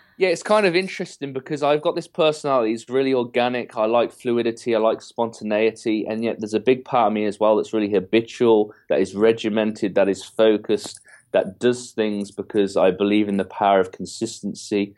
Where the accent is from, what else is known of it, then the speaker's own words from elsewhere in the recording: England, United Kingdom; I'm, I'm fully English